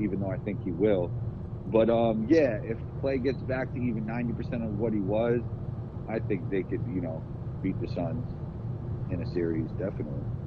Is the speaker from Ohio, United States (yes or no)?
no; New York City, New York, United States; the mentality of New York City growing up in it